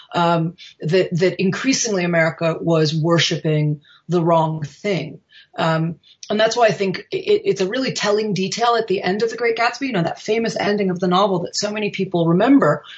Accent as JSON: {"language": "English", "country": "United States", "said": "as an American"}